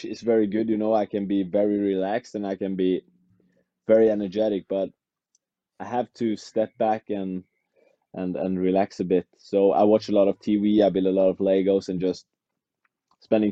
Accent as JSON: {"language": "English", "region": "Western Norway", "country": "Norway", "tie": "born or raised there", "second_language": "English", "moved": "as an adult", "lives_now": "Oslo, Norway", "said": "It's in my hometown, in the western part of Norway. I live in Oslo"}